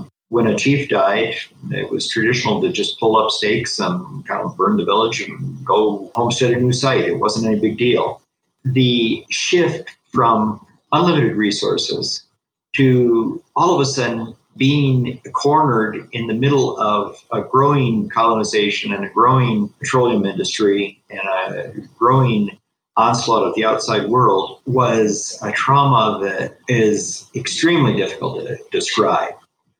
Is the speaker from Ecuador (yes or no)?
yes; Amazon region, Ecuador; I am the son of missionaries who came to Ecuador in the 1950s, and I was born here in the Amazon headwaters and was raised within two different cultures